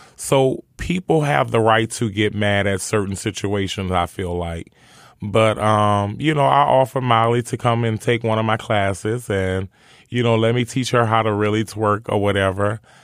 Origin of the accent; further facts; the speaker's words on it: New Orleans, Louisiana, United States; growing up in New Orleans and growing up around poverty and drugs and killings